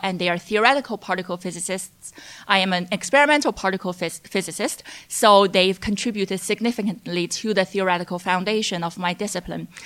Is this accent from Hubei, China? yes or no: no; Hefei, Anhui, China; moved away as an adult; also born or lived in Chicago, United States; I was born in Anhui, Hefei, and which was also Yang Zhenning's hometown. And I say that Yang and I went to the same high school